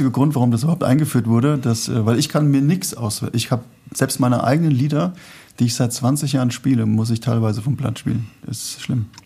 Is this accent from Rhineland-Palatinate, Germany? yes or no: yes; Rhenish Hesse, Rhineland-Palatinate, Germany; also born or lived in Berlin; now in Frankfurt, Germany; also ich bin da aufgewachsen in Rheinhessen